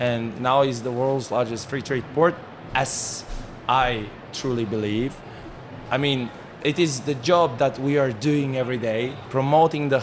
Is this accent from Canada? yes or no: no; Kazakhstan; moved away as an adult; now in Haikou, China; Even though I'm from Kazakhstan, it's like very far away place